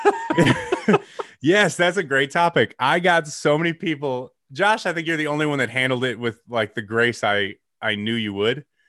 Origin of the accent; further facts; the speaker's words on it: Geneva, Illinois, United States; also born or lived in Batavia, Illinois / St. Charles, Illinois; I lived at seven seventeen Peck Road in Geneva, Illinois